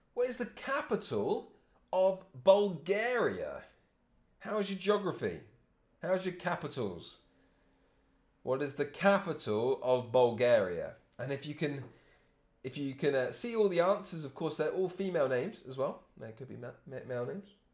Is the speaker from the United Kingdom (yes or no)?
yes; England, United Kingdom; I'm English